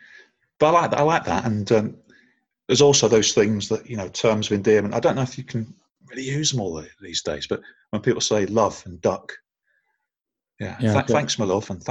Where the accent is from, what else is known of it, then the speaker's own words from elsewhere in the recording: Norwich, East of England, United Kingdom; also born or lived in Bolton; now in Stockport, United Kingdom; I'm from Norwich, but I live in Stockport.